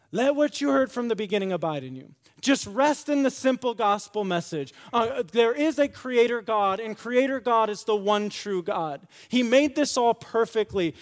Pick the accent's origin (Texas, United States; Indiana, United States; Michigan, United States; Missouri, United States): Michigan, United States; West; I grew up in West Michigan